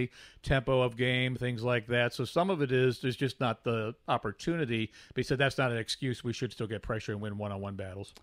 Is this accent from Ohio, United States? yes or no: yes; Cleveland, Ohio, United States; moved away; growing up in Cleveland, we had aunt and uncle lived in Cincinnati